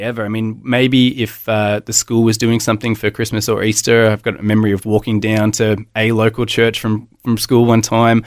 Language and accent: English; Melbourne, Victoria, Australia; born or raised there; moved away as an adult; also born or lived in Hobart, Tasmania / Gosford; now in Brisbane, Australia